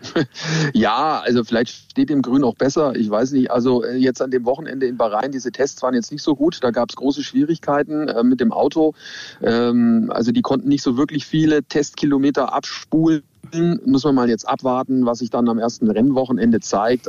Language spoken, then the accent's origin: German; Nuremberg, Bavaria, Germany; ich komme aus Nürnberg und mein Opa, der hat mich immer mitgenommen an den Norrisring